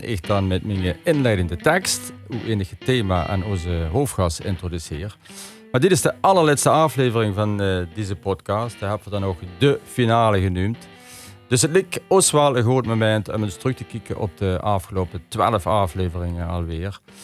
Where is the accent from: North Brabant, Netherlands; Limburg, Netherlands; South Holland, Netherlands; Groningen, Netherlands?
Limburg, Netherlands; accent: Limburgish dialect; first language Limburgish; Ik vind fijn om mijn moedertaal te spreken. Ik ben opgevoed in het dialect.